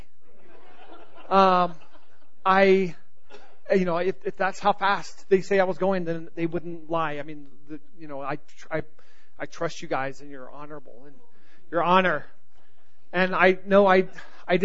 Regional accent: Southern California, United States; also born or lived in North Carolina; I grew up in Southern California

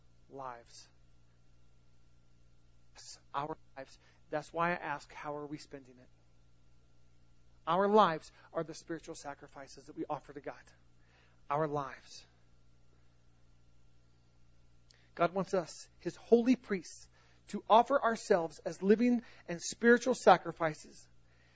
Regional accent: the South, United States; I'm from the South.

